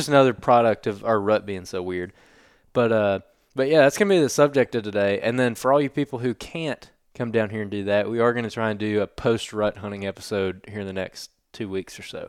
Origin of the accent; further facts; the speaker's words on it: Alabama, United States; growing up in Alabama